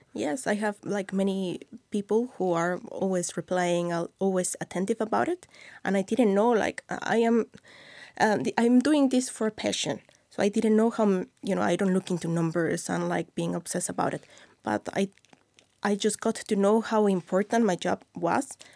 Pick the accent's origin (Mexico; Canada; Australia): Mexico; Mexico City; English is a second language; moved away as an adult; now in Iceland; I am from Mexico City